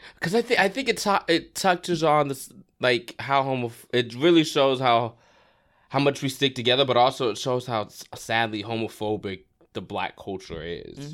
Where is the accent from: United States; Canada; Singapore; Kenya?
United States; Florida; also born or lived in Brooklyn, New York; I was born in Brooklyn, but I grew up in Florida.